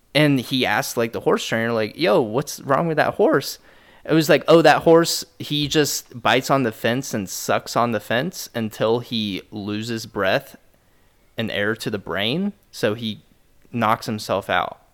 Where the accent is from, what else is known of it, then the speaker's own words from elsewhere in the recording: Midwest, United States; Growing up in the Midwest